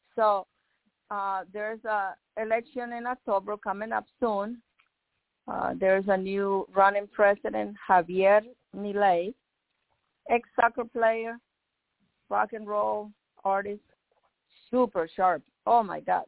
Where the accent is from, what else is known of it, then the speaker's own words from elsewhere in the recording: Nicaragua; now in United States; I'm from Nicaragua